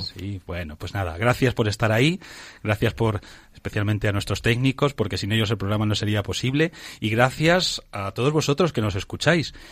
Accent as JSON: {"language": "Spanish", "town": "Toledo", "region": "Castilla-La Mancha", "country": "Spain", "said": "Yo es que soy de Toledo"}